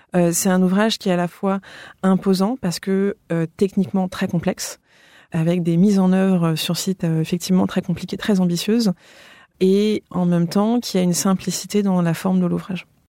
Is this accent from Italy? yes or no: no; France; moved away as an adult; also born or lived in London; revenir en France, là où j'ai grandi